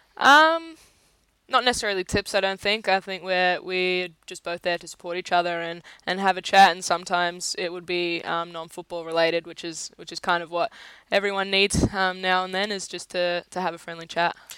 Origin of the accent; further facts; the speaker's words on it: Australia; as an Australian player